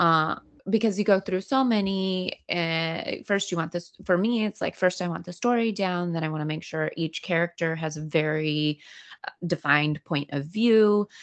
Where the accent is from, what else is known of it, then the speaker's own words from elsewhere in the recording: Greenville, California, United States; now in Los Angeles, United States; my my hometown burnt down uh, in the Dixie fire